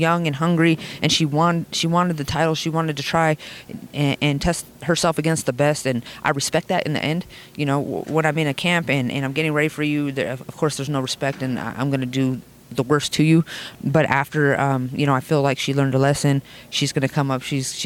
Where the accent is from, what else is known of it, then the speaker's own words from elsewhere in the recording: Las Vegas, Nevada, United States; I'm from Vegas